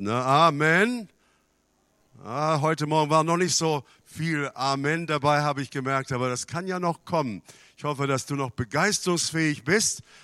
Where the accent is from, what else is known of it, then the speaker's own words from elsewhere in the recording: Canada; now in Germany; Ich bin in Kanada aufgewachsen